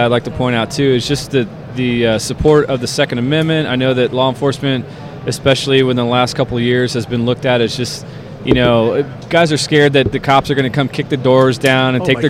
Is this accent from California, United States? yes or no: no; Orlando, Florida, United States; I grew up in Orlando, and it's a fun town, but it's spread out.